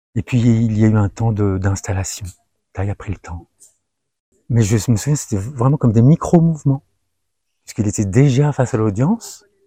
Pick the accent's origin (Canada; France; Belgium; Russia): France; je suis né en France et j'ai grandi en France et j'ai fait mes classes en France